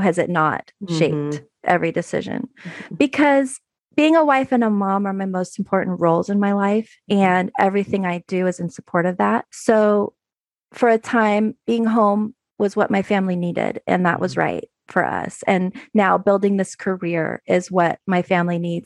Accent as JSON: {"language": "English", "area": "San Francisco Bay Area", "region": "California", "country": "United States", "moved": "as an adult", "lives_now": "Oregon, United States", "said": "I'm from the San Francisco Bay Area"}